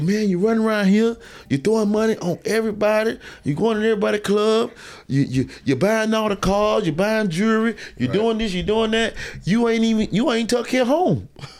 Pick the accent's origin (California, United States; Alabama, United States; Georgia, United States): Georgia, United States; Bainbridge; I'm from Bainbridge.